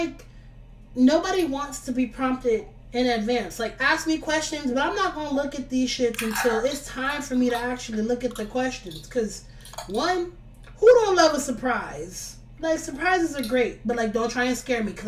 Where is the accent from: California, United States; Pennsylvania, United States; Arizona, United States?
California, United States; Los Angeles; I'm from Watts, California